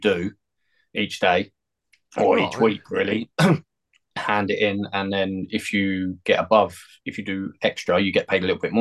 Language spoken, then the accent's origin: English; London, United Kingdom